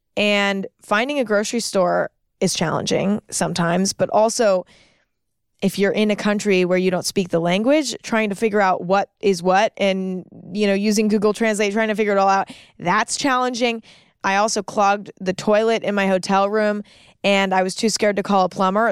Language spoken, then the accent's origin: English; San Francisco, California, United States; I started out in San Francisco, which is my hometown